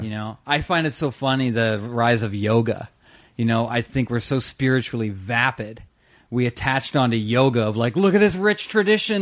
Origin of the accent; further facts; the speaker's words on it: Brampton, Ontario, Canada; I grew up in Brampton